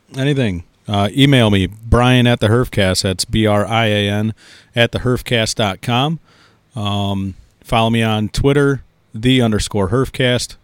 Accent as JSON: {"language": "English", "town": "Chicago", "region": "Illinois", "country": "United States", "said": "I'm from Chicago"}